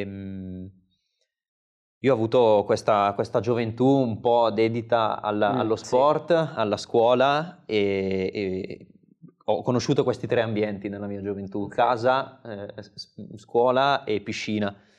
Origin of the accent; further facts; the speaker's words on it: Seriate, Lombardy, Italy; di Seriate, il mio, il mio paese natale dove poi ho trascorso mm, tutti i pomeriggi o quasi fino ai 18-19 anni